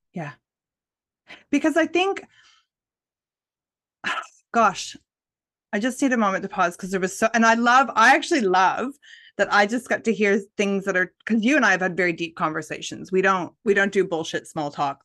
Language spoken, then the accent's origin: English; Nova Scotia, Canada; moved away; I grew up in Nova Scotia, Canada